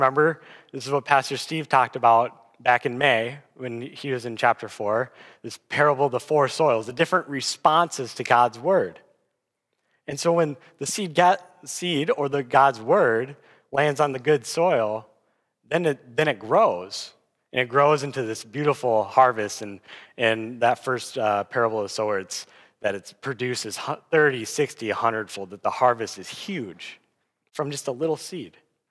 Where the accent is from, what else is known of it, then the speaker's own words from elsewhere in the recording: Aberdeen, Scotland, United Kingdom; I'm from Aberdeen, but I'm definitely not a farmer, so I'm limited in my understanding here.